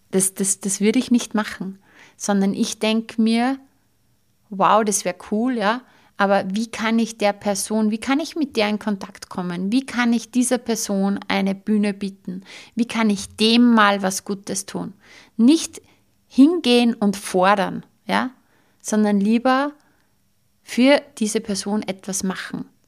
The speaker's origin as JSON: {"language": "German", "country": "Austria", "said": "bei uns in Österreich"}